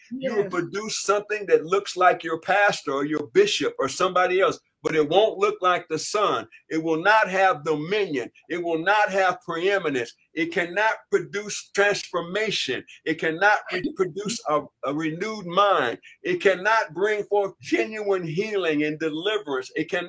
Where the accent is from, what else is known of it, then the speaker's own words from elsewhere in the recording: Hollywood, California, United States; I was raised in Hollywood.